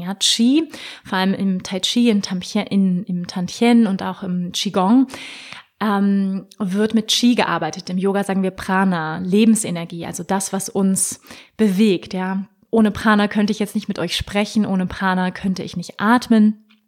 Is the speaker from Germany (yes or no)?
yes; Hamburg, Germany; Ich wurde in Hamburg geboren, der wunderschönen Hafenstadt im Norden von Deutschland, 1985.